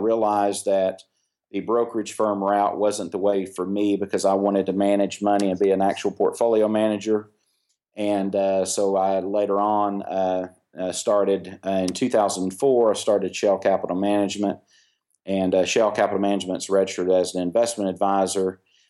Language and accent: English; Tennessee, United States; Well, I grew up in primarily in East Tennessee.